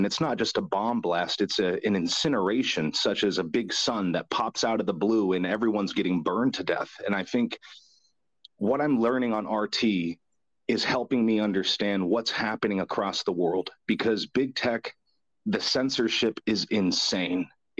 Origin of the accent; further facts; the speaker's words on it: United States; as an American